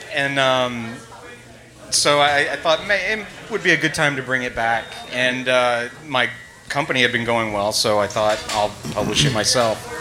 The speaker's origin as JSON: {"language": "English", "region": "Tennessee", "country": "United States", "said": "I'm from Tennessee"}